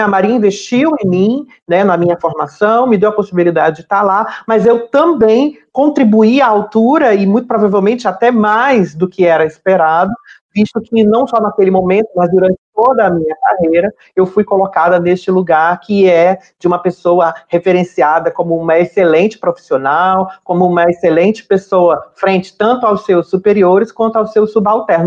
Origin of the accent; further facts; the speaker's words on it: Fortaleza, Ceará, Brazil; now in Rio de Janeiro, Brazil; Eu sou natural de Fortaleza, no Ceará